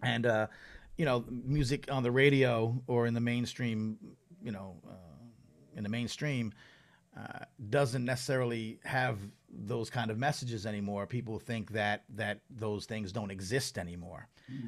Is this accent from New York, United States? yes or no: yes; Long Island, New York, United States; I grew up on Long Island